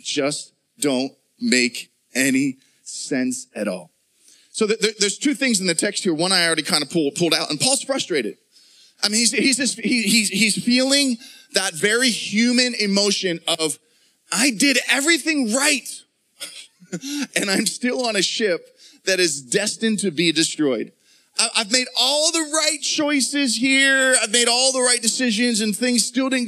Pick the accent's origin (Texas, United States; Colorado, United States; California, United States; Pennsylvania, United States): Pennsylvania, United States; Pittsburgh; moved away; When I was a junior high kid growing up, I was living in Pittsburgh at the time. We grew up in Pittsburgh